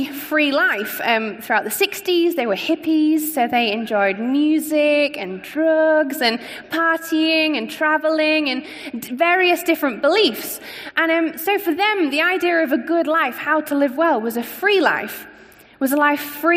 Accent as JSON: {"language": "English", "town": "Scunthorpe", "region": "Yorkshire and the Humber", "country": "United Kingdom", "tie": "born or raised there", "moved": "yes", "said": "As you can probably hear, I'm not from around here. I grew up in a town called Scunthorpe, up north"}